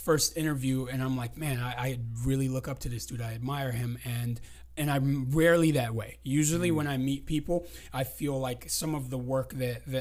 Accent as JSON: {"language": "English", "town": "San Diego", "region": "California", "country": "United States", "tie": "born or raised there", "accent": "Californian", "said": "In San Diego in 81. That's why like I talk very Californian, as people would say."}